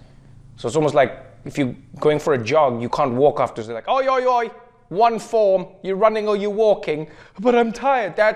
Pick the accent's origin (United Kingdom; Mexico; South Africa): South Africa; moved away as an adult; now in United States; my home country of South Africa